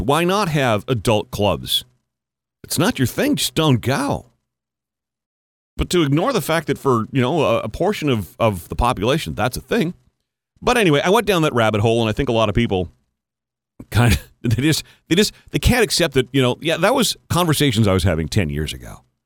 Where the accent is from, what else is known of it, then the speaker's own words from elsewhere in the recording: Canada; the year that I was in kindergarten was the first year that French immersion was even offered in Canada